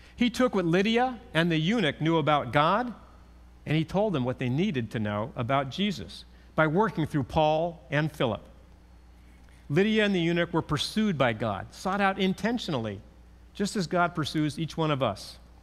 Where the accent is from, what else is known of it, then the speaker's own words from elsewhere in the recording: California, United States; growing up in California, I learned how to drive on our nineteen sixty-four Chevy pickup.